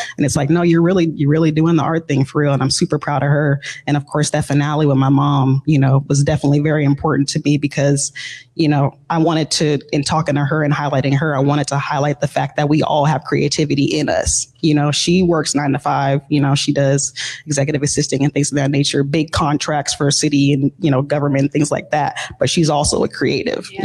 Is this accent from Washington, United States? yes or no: yes; Seattle, Washington, United States; growing up in Seattle, it's a very artistic, you know, area